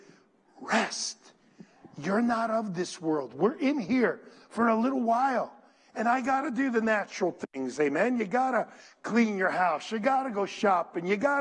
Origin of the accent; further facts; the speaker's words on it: Paterson, New Jersey, United States; I was brought up in Patterson, and Patterson was beautiful at one time